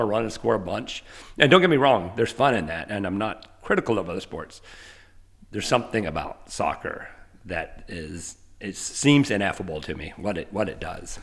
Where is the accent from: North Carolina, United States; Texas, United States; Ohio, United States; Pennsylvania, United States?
North Carolina, United States; Asheville; moved away as an adult; also born or lived in Georgia / Iowa; now in Nashville, United States; I grew up uh, in Asheville, North Carolina